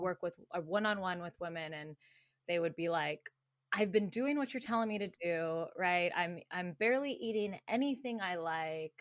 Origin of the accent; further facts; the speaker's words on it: Tucson, Arizona, United States; moved away as an adult; also born or lived in Phoenix, Arizona; now in California, United States; I grew up in Tucson, Arizona